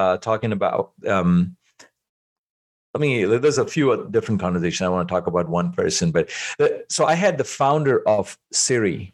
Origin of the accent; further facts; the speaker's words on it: India; moved away; I grew up in India